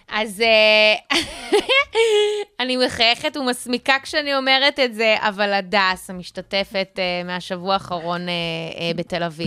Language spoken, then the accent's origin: Hebrew; South Africa; now in Israel; נולדתי במדינה בדרום אפריקה, אני לא עכשיו אה, דוברת אנגלית פרפקט